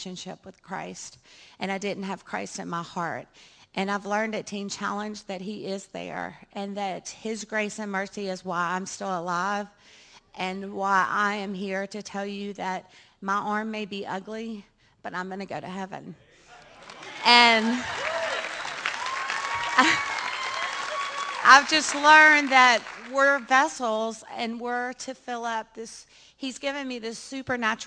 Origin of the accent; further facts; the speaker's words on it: Baton Rouge, Louisiana, United States; also born or lived in New Zealand / Scottsdale, Arizona; I grew up in Baton Rouge